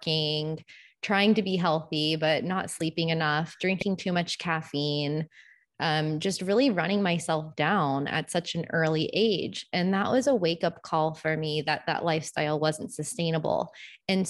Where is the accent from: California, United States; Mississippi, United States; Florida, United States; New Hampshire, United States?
Florida, United States; moved away as an adult; I'm from Florida originally, and I have been living abroad pretty much full time since the early 2000s.